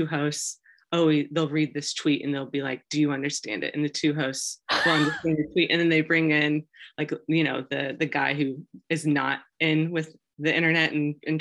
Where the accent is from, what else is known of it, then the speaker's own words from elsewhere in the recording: Wichita, Kansas, United States; I grew up in Wichita.